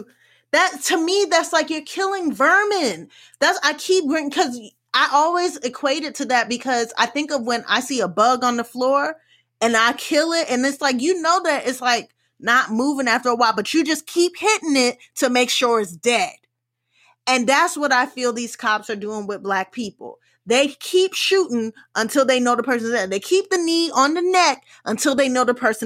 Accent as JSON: {"language": "English", "country": "United States", "tie": "born or raised there", "also_born_or_lived": "West Indies (ancestry)", "said": "me being someone who is West Indian, even I, having family that is from third world countries, even I thought, I didn't have the accurate the perception of Africa because of how the world I grew up in America."}